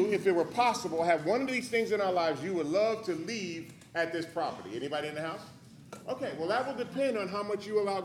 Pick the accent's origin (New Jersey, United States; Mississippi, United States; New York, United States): New York, United States; New York City; born and raised in New York City, grew up in a very dysfunctional family.